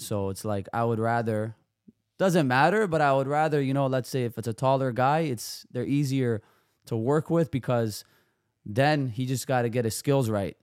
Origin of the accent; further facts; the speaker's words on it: Toronto, Ontario, Canada; also born or lived in Serbia; I grew up in Toronto. I was born in Serbia.